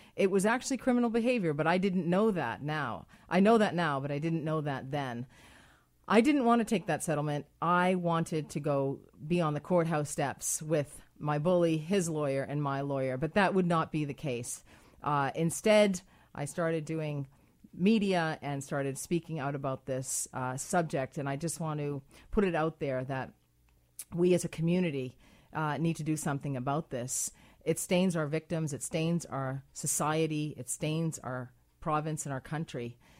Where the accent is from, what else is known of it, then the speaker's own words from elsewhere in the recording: Ireland; I'm Irish